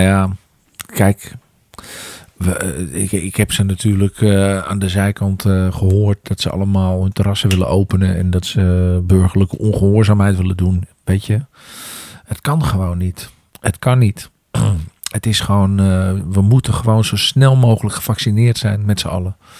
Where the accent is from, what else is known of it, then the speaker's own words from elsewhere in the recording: Amsterdam, North Holland, Netherlands; in mijn geboorte, eh, waar mijn geboortegrond eh, is, in Amsterdam Noord